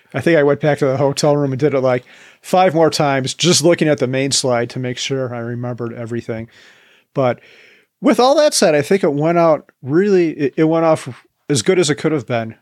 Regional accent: Chicago, Illinois, United States; moved away as an adult; now in Boulder County, Colorado, United States; right back home to Chicagoland where I grew up

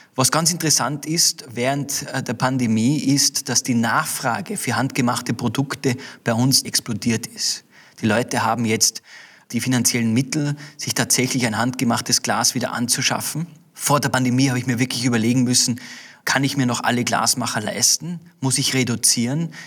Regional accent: Austria; bei uns in Österreich

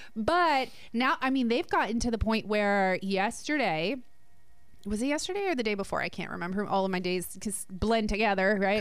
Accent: New Jersey, United States; I'm from Jersey

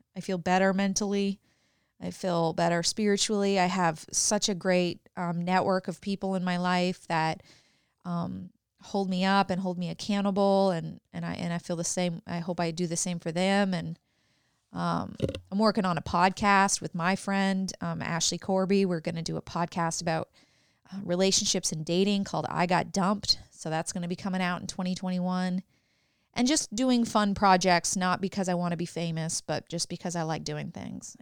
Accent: Canada; now in United States; I was from Canada

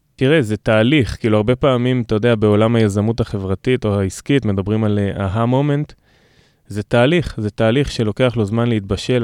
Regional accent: Revivim, Southern District, Israel; גדלתי ברביבים בנגב

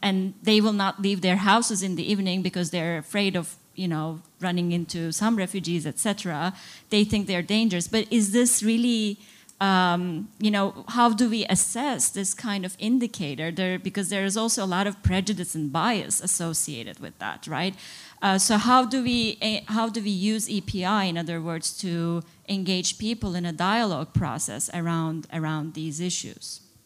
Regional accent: Turkey; I'm from Turkey

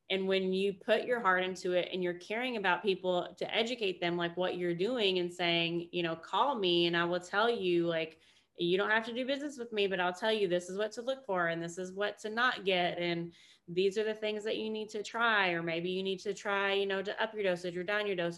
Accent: Kentucky, United States; I'm from Kentucky, so you know basketball is like life there

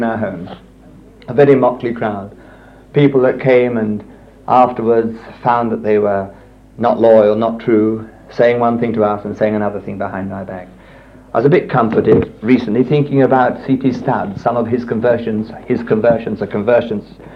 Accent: Richmond, London, United Kingdom; moved away as an adult; also born or lived in Italy; We lived here in Richmond, so this is my hometown

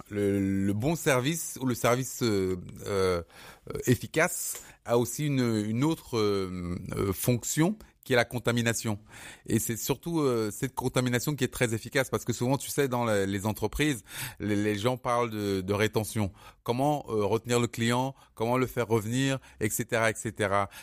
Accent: Cameroon; je suis désolé de le dire parce que je suis camerounais, mais peu de d'entreprises de, de, de services au Cameroun ont ce service

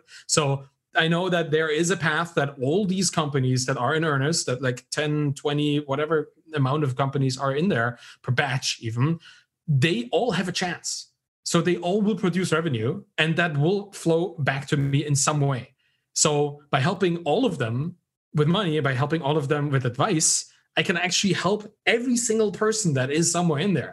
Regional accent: Germany; I was raised in Germany, I was educated in Germany

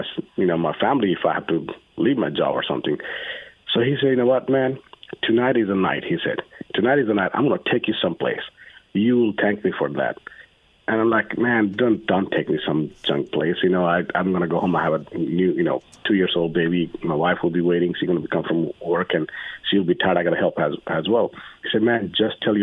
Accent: Nepal; now in United States; I'm from Nepal

